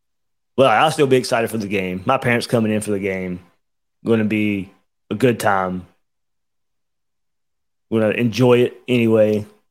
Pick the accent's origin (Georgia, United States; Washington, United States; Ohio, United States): Georgia, United States; my background growing up in Georgia.